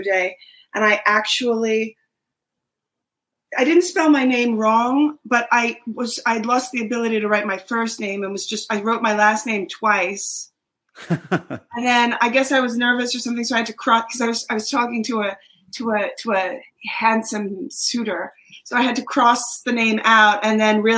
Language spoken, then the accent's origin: English; Dix Hills, New York, United States; The middle of the island, Dix Hills